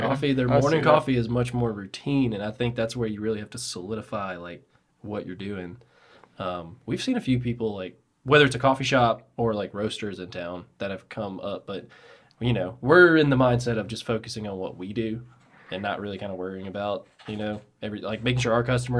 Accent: Birmingham, Alabama, United States; I've only ever lived in Birmingham.

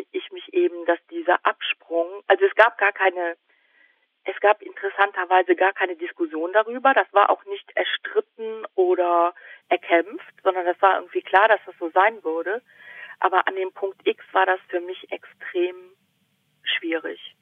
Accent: area between Cologne and Aachen, North Rhine-Westphalia, Germany; accent: Rhineland Singsang, CH/SCH merger; Ich komme ähm, aus, ähm, aus der Gegend zwischen Köln und Aachen und äh, mein phonetisches Problem ist ja irgendwie offensichtlich, weil ich diesen Singsang und ja, genau. diese, ja, die CH- und SCH-Problematik habe.

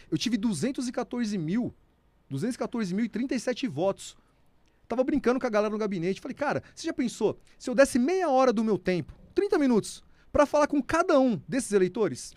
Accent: Serra Talhada, Pernambuco, Brazil; now in São Paulo, Brazil; Eu sou pernambucano, nasci numa cidade chamada Serra Talhada, sertão de Pernambuco, cidade onde Lampião nasceu.

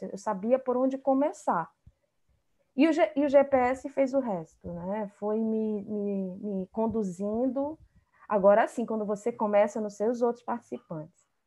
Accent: Amazonas, Brazil; also born or lived in Rio de Janeiro

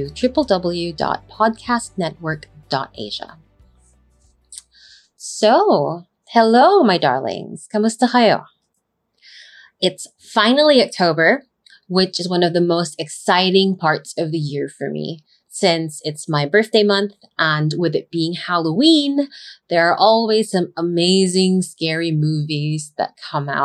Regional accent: Philippines; Growing up in the Philippines

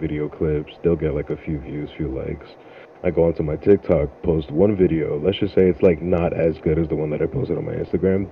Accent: Freeport, New York, United States; also born or lived in Brooklyn, New York; I was born in Brooklyn, New York, raised in Freeport, Long Island.

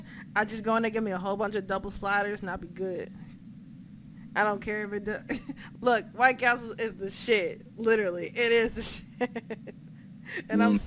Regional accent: Jamaica; No, I'm sorry. I like meat. I am a Jamaican.

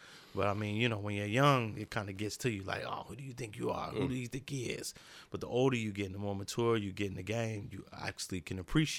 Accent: Muncie, Indiana, United States; moved away as an adult; also born or lived in the South; now in Rhode Island, United States; It happens every 4 years in my hometown.

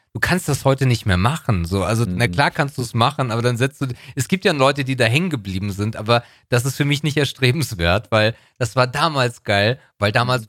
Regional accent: Northern Germany, Germany; bei uns im Norden heißt das Jahrmarkt und nicht Kirmes

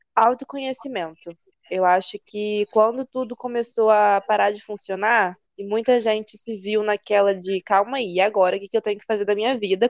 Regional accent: Campos dos Goytacazes, Rio de Janeiro, Brazil; moved away as an adult; now in Lumiar, Brazil; Campos, né? Minha terrinha natal

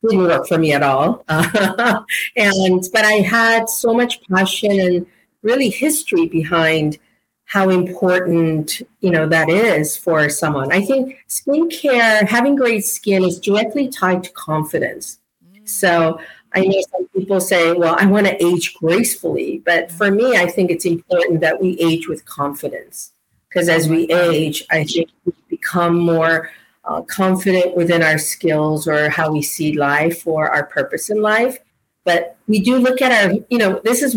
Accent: South Korea; moved away; I was born in Korea

